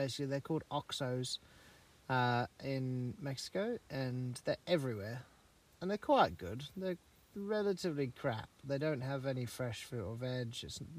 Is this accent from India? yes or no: no; England, United Kingdom; if you know that I'm English